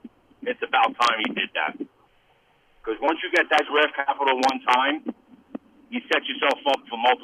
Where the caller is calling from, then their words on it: Staten Island, New York, United States; from Staten Island.